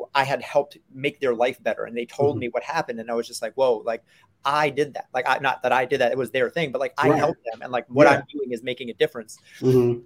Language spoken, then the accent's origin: English; New York City, New York, United States; I grew up in New York City